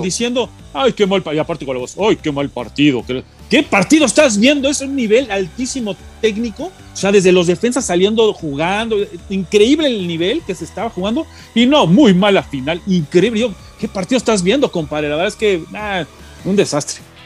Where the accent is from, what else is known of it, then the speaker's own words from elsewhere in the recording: Mexico; somos mexicanos